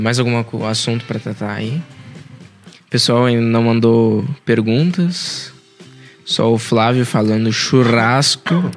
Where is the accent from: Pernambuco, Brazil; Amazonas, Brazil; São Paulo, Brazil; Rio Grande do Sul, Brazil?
Rio Grande do Sul, Brazil; now in Portugal; a gente é gaúcho